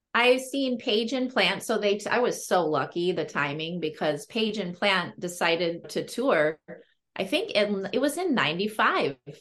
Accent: Berkeley, California, United States; i grew up in berkeley california

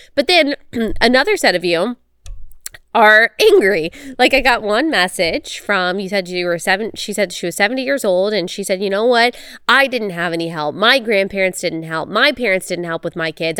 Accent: Texas, United States; moved away as an adult; also born or lived in South Carolina; I grew up in Texas and I went to school in South Carolina

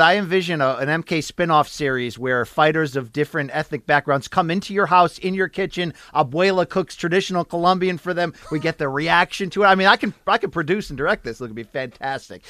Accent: Connecticut, United States; I am from Connecticut

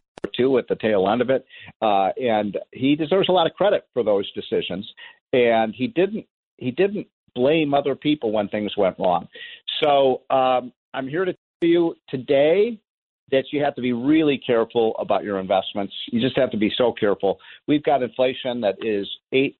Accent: Chicago, Illinois, United States; I'm from Chicago

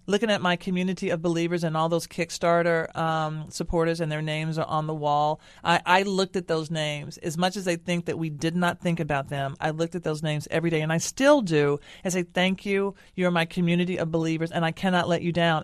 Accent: Nashville, Tennessee, United States; my hometown of Nashville

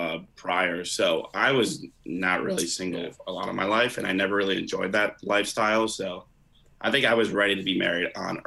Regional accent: United States; also born or lived in New York; now in New York City, United States; But we're from Connecticut, New York originally.

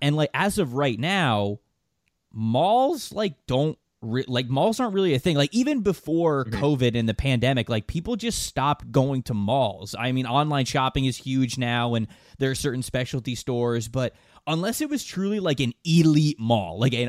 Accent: Florida, United States; Somehow, some way, in the town I grew up in Florida, there was a buffet-style Hungry Howie's that was exactly like this.

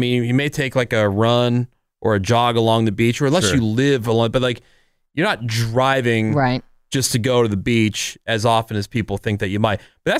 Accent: New Jersey, United States; moved away; also born or lived in Pittsburgh, Pennsylvania; I grew up in New Jersey. Well, born in Pittsburgh and then grew up in New Jersey.

